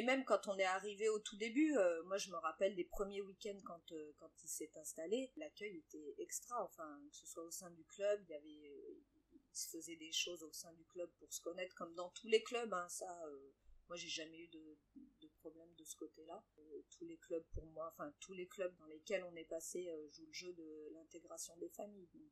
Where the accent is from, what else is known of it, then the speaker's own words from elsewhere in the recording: Grenoble, Auvergne-Rhône-Alpes, France; moved away as an adult; also born or lived in Castres / Bayonne; je suis née à Grenoble, j'ai toute mon enfance à Grenoble